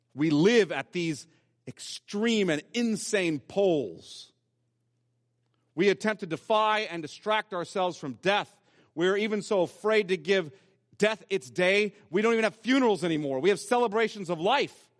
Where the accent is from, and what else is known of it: United States